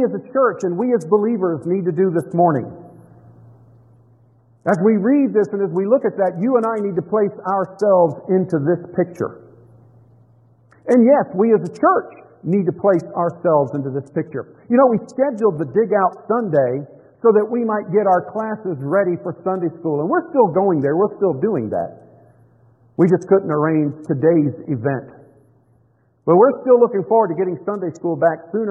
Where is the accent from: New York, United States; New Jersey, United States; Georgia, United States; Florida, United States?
Florida, United States; Tampa; I grew up in Florida.